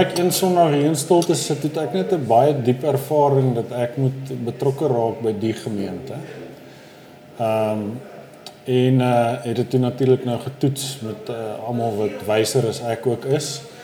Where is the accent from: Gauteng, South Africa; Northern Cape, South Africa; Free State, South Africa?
Gauteng, South Africa; Johannesburg; ek het bly al in hierdie neighborhood eh, vir amper 44 jaar